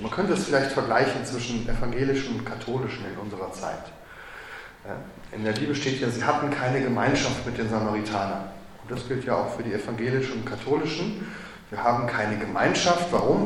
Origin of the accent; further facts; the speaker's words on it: Waldeck / Marburg, Hesse, Germany; moved away as an adult; also born or lived in Jerusalem, Israel; in Waldeck und in Marburg und da, wo ich herkomme